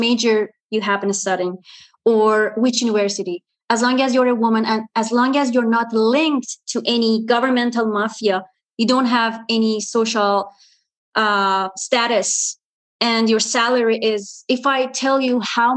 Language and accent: English; Iran; moved away as an adult; now in Canada; I immigrated from Iran to Canada